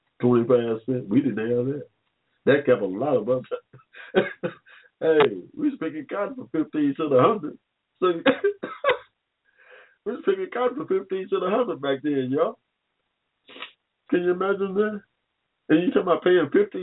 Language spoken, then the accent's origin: English; Hampton, Georgia, United States; also born or lived in Philadelphia; I was born here in 1945 in the middle of a cotton field in Hampton, Georgia